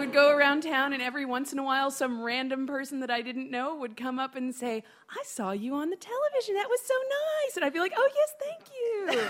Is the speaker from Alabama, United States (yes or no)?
yes; Alabama, United States; moved away; I grew up in Alabama